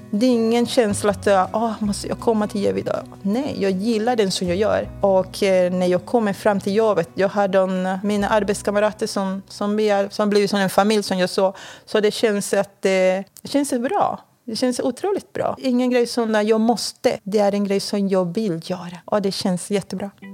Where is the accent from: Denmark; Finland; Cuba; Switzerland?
Cuba; Swedish is a second language; moved away as an adult; now in Sweden; Jag kommer från Kuba